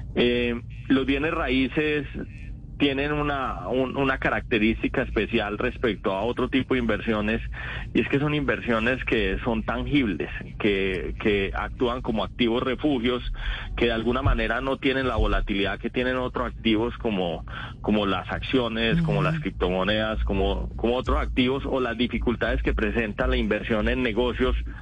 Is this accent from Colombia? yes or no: yes; Paisa, Antioquia, Colombia; se me nota que soy paisa